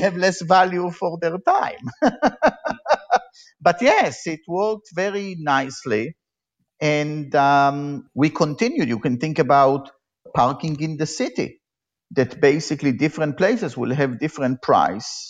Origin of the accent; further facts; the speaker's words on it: Israel; moved away as an adult; also born or lived in Tel Aviv; now in Berkeley, United States; I grew up in Israel and I was, uh, like all Israelis, I was in the military